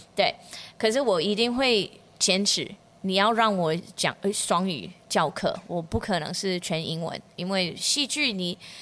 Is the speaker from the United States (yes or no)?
yes; United States; Chinese is a second language; moved away as an adult; also born or lived in Changhua, Taiwan; now in Yongjing, Taiwan; 我是科班出身的，我就是在美国长大